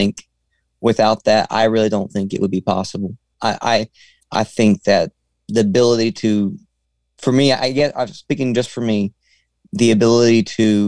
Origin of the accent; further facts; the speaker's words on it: Arkansas, United States; I'm from Arkansas, which is still South